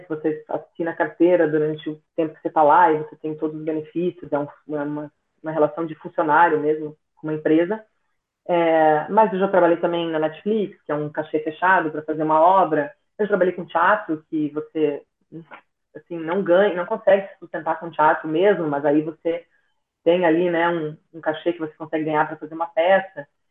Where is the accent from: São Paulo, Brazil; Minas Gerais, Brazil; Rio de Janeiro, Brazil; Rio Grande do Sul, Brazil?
Rio Grande do Sul, Brazil; Nova Prata; moved away; em Nova Prata, né? Na cidade de onde eu venho